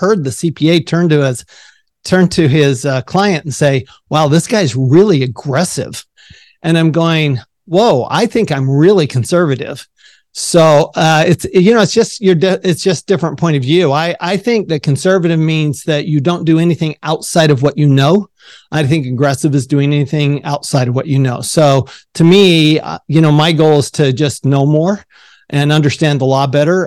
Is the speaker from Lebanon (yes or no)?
no; Salt Lake City, Utah, United States; I grew up in Salt Lake City, Utah